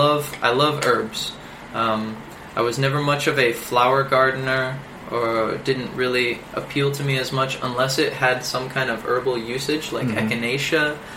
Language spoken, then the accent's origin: English; Michigan, United States; And I say, well, I'm from Michigan. Well, my dad doesn't really talk like this. And truth is, my accent is an amalgamation of places I've been and people that I've roomed